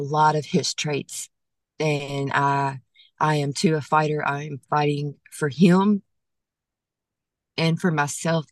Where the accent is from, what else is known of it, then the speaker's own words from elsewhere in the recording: Monroe, Louisiana, United States; still in my hometown